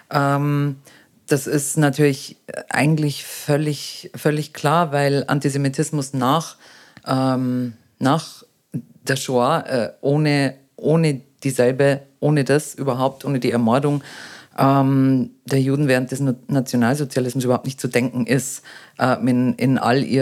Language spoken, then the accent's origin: German; Germany; dass man nämlich äh, sich selber, so gerade wir als Deutsche, so, so ein schweres Schicksal ähm, äh, äh, vor sich herträgt